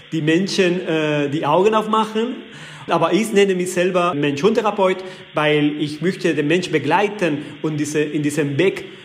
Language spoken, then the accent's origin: German; Balearic Islands, Spain; Ich komme aus Mallorca.